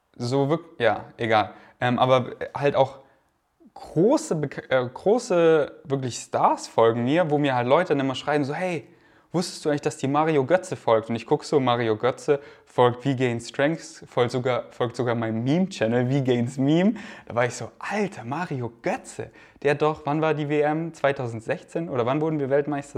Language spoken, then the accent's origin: German; Munich, Bavaria, Germany; now in Berlin, Germany; in München, da wo ich aufgewachsen bin, hatte ich die meiste Zeit meiner Kindheit ein Trampolin